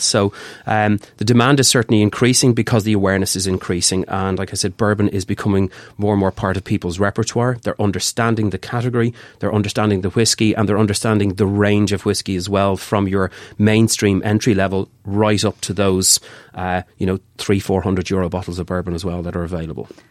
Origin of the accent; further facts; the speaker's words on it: Ireland; So we're Irish people in Ireland